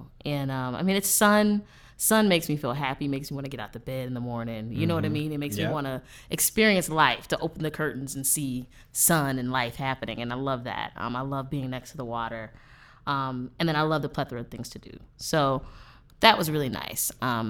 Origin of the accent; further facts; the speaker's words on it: Atlanta, Georgia, United States; I am from Atlanta, Georgia. Shout out to the ATL.